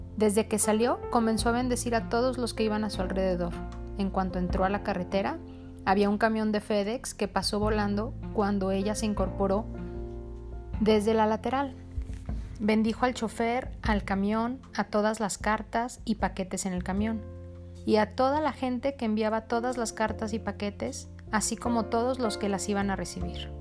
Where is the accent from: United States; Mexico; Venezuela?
Mexico; also born or lived in Jalisco; yo soy de México, el estado en el que vivo, Jalisco